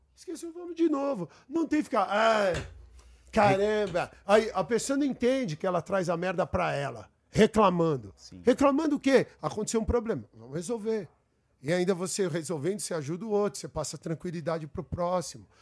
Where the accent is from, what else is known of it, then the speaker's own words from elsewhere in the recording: São Paulo, Brazil; Eu fui nascido, nascido e criado aqui no Brooklyn